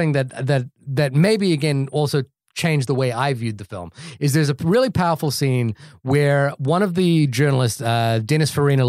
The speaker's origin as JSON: {"language": "English", "country": "New Zealand", "said": "I'm from New Zealand, and the town that I went to school in was on that list."}